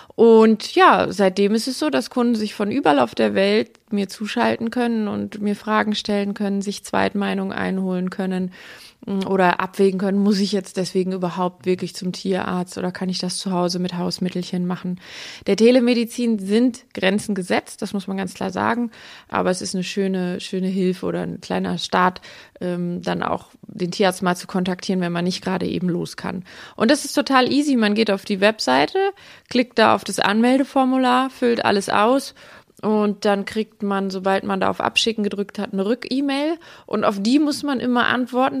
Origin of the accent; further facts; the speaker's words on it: Aalen, Baden-Württemberg, Germany; ich komme aus Aalen und lebe auch in Aalen